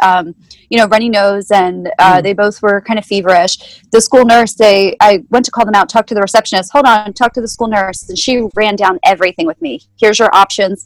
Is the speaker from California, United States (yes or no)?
no; Chester County, Pennsylvania, United States; also born or lived in Delaware County, Pennsylvania / Berks County, Pennsylvania; now in Reading, United States; raised in Chester County